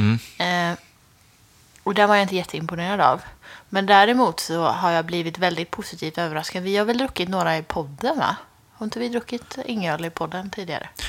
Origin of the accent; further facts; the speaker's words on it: Skara, Västra Götaland, Sweden; moved away; hemma i Skara